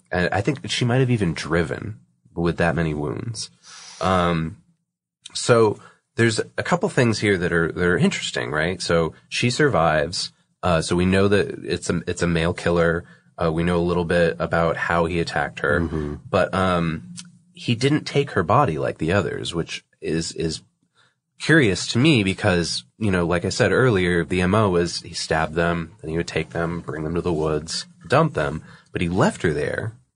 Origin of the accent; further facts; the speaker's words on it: Massachusetts, United States; also born or lived in New Hampshire; the neck of the woods that I grew up in, which is, uh, you know, I'm from Massachusetts